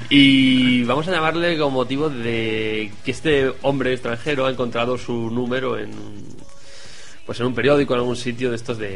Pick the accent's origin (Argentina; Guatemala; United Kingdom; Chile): United Kingdom; Wales; Spanish is a second language; I'm from Wales. Eh, soy de Gales, del sur de Gales.